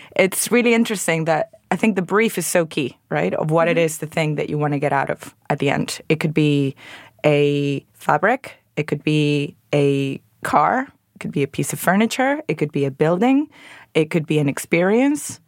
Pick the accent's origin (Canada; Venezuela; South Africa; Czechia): Venezuela; moved away as an adult; now in London, United Kingdom; I'm originally from Venezuela, where I trained as an architect